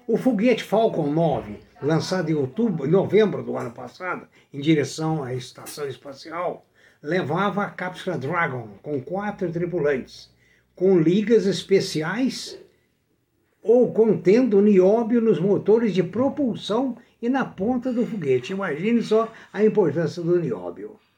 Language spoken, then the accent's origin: Portuguese; Brazil; Eu sou brasileiro.